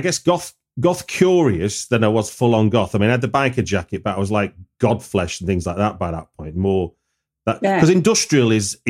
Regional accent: Manchester, North West England, United Kingdom; my dad's from Liverpool and I grew up in Manchester

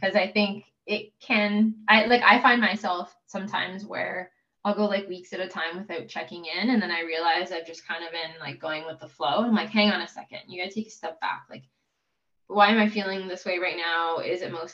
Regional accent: Canada; we're from Canada

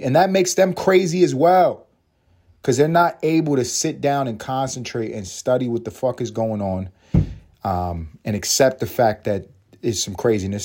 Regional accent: New York City, New York, United States; also born or lived in Los Angeles; now in Atlanta, United States; I'm from New York

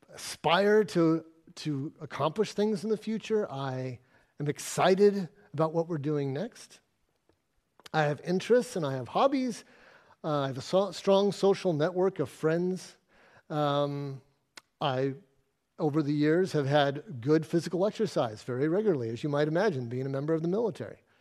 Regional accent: Arizona, United States; moved away as an adult; now in Exmouth, Australia; I grew up in Arizona in the middle of a desert

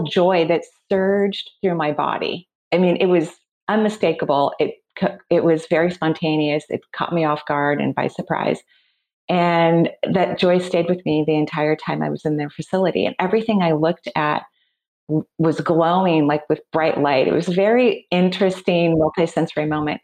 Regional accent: Seattle, Washington, United States; I'm from the Seattle area, and that's where I'm recording from right now. So I'm born and raised here.

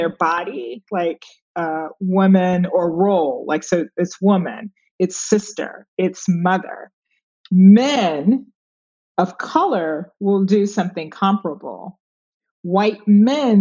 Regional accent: Chicago, Illinois, United States; moved away as an adult; now in New York, United States; growing up on the South Side of Chicago, I went to Wendell Smith

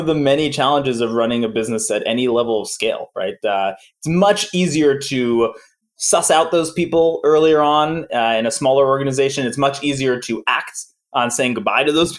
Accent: New York, United States; I'm from New York

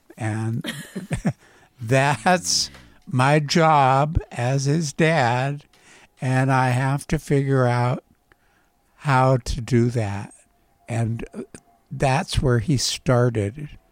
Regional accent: Port Angeles, Washington, United States; I grew up on a tenant dairy farm in a very rural environment

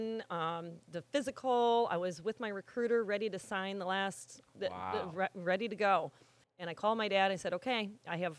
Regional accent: Sandwich, Illinois, United States; moved away as an adult; also born or lived in Woodridge, Illinois / Aurora, Illinois; when I was growing up in Sandwich

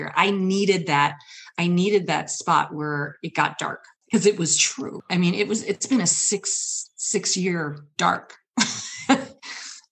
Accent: Michigan, United States; I've traveled from Michigan

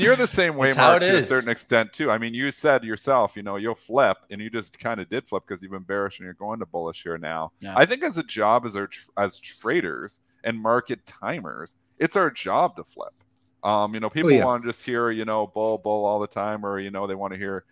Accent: Canada; I'm Canadian

